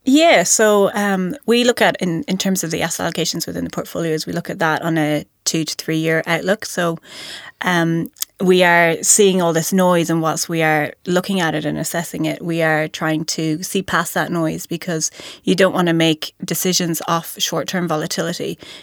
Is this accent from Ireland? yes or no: yes; County Mayo, Connacht, Ireland; moved away as an adult; also born or lived in Dublin, Ireland; now in New Zealand; I grew up on the West Coast from, uh, in a county called Mayo